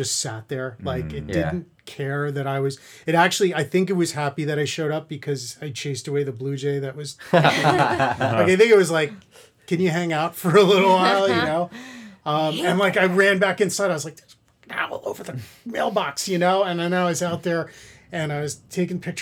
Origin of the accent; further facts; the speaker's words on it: New York City, New York, United States; I grew up in Queens